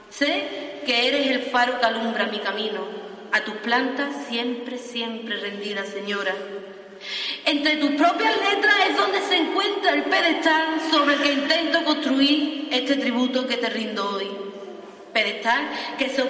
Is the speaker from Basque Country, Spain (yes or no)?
no; Fuentes de Andalucía, Andalusia, Spain; Y a mi pueblo, fuente de Andalucía, al que me vio nacer y al que tanto y tanto amo